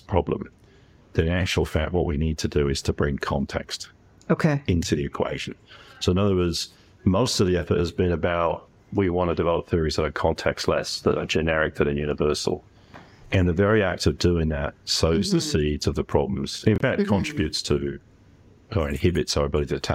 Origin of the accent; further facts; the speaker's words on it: England, United Kingdom; moved away as an adult; also born or lived in Canada / New Zealand; I've spent the first 18 years of my life in England, the next 18 in Canada, another 18 in New Zealand.